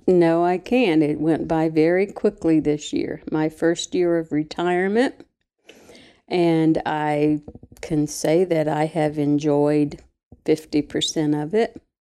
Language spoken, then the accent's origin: English; Mabscott, West Virginia, United States; moved away; I'm from Mabscot, West Virginia